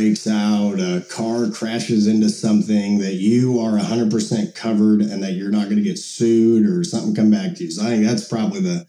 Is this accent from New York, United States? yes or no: no; Monticello, Illinois, United States; where I grew up in Monticello, Illinois